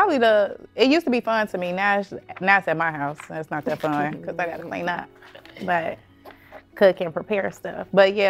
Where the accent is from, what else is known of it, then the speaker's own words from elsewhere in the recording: Chicago, Illinois, United States; our experience during the holiday, like growing up in Chicago.